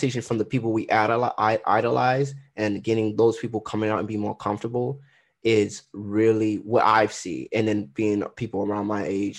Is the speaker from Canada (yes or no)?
no; Trinidad & Tobago; Yeah, I'm Trinidadian.